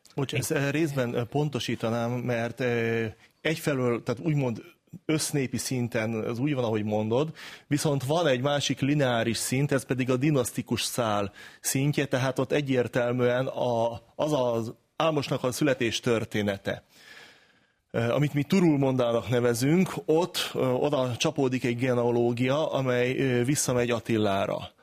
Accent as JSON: {"language": "Hungarian", "country": "Hungary", "said": "mi magyarok vagyunk"}